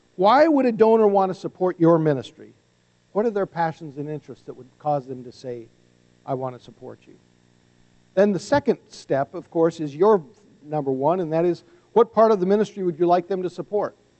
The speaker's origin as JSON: {"language": "English", "region": "North Dakota", "country": "United States", "said": "we're both from North Dakota"}